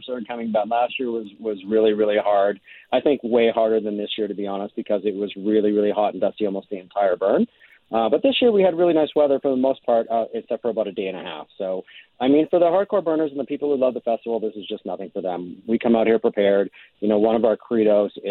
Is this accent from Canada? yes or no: yes; Winnipeg, Manitoba, Canada; I'm from Winnipeg, so I'm used to walking on the ice